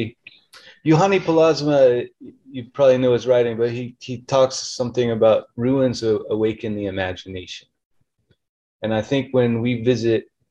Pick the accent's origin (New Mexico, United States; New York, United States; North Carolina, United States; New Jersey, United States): New Mexico, United States; also born or lived in Lubbock, Texas; growing up in New Mexico